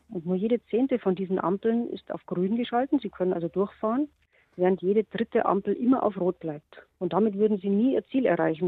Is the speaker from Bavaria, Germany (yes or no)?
yes; Bavaria, Germany; bei uns in Bayern